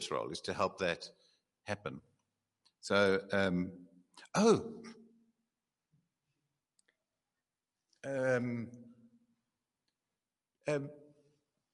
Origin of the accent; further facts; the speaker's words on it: Eastern Cape, South Africa; I'm from the Eastern Cape.